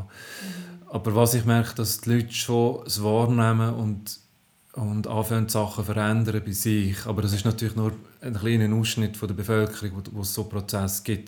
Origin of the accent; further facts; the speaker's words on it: Zofingen region, Aargau, Switzerland; ich komme aus dem Aargau, aus der Region Zofingen.